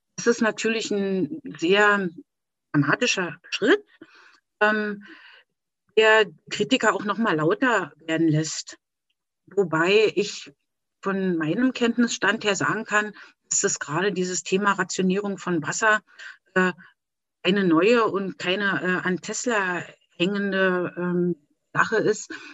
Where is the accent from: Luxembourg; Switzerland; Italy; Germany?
Germany; Erkner, Brandenburg; ich komme aus Erkner bei Berlin